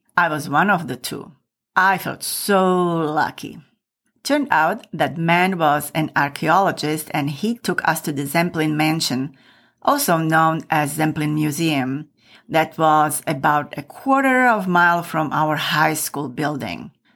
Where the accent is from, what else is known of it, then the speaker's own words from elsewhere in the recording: Michalovce, Košice Region, Slovakia; my hometown of Michalovce, which is in the very east of Slovakia.